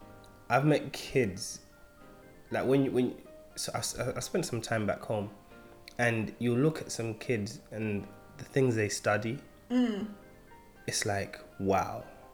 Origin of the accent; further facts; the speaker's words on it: London, United Kingdom; I'm from East London.